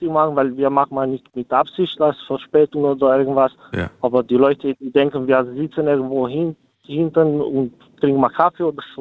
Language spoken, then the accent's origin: German; Romania; German is a second language; now in Germany; So, ich bin selber Ausländer, ich komme aus Rumänien.